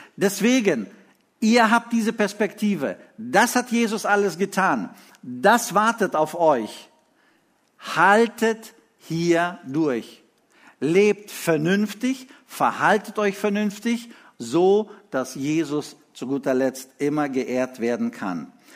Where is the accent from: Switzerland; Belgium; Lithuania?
Lithuania; moved away; als wir in Litauen lebten, ich war in der dritten Klasse